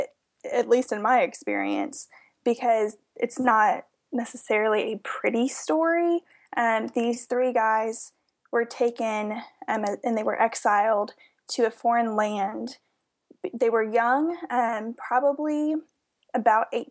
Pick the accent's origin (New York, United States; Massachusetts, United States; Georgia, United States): Georgia, United States; we are from Georgia originally